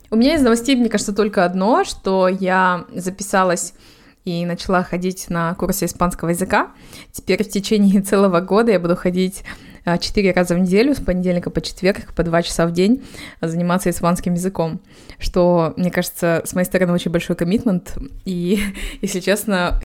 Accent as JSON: {"language": "Russian", "country": "Kazakhstan", "moved": "yes", "lives_now": "Malaga, Spain", "said": "Живу в Малаге, сама из Казахстана, как и девочки."}